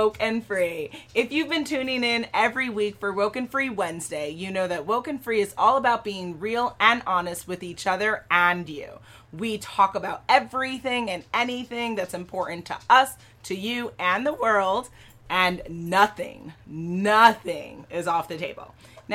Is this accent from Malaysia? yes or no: no; Jamaica; I think that's like the definition of being Jamaican